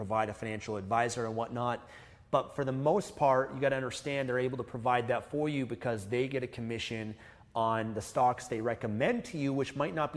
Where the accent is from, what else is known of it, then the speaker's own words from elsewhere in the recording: Canada; we're from Canada, that's where we started investing